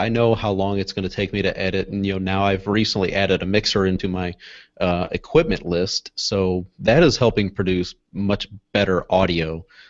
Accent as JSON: {"language": "English", "town": "St. Louis", "region": "Missouri", "country": "United States", "said": "I'm from St. Louis, Missouri, so right here in the center of the United States."}